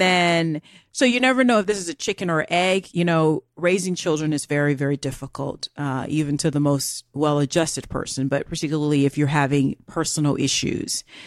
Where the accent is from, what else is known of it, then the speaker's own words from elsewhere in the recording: United States; I'm American.